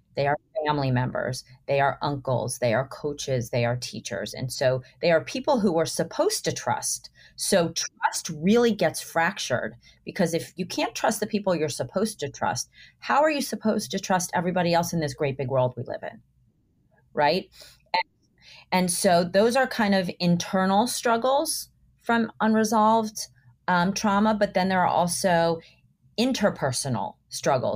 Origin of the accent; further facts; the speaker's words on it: Miami, Florida, United States; I grew up in Miami